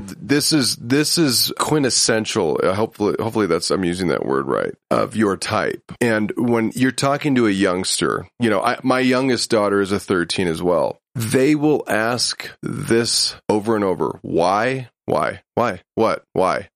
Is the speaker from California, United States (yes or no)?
yes; Huntington Beach, California, United States; I'm from Huntington Beach, California